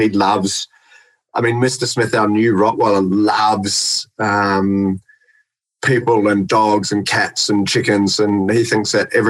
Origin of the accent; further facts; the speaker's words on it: New Zealand; now in Australia; I'm from New Zealand, mate.